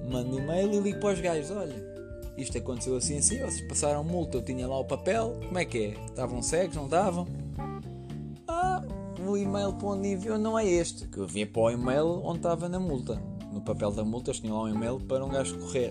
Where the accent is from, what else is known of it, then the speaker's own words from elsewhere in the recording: Leiria, Centro, Portugal; moved away; eu em Leiria é onde eu sou originalmente